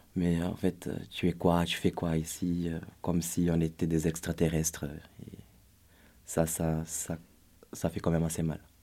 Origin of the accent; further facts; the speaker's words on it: Brazil; moved away; je suis brésilien d'origine